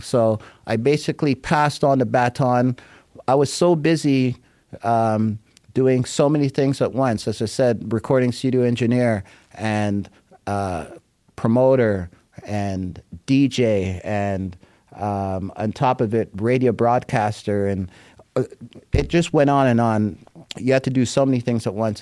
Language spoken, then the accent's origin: English; Jamaica; now in Toronto, Canada; as a Jamaican who loves music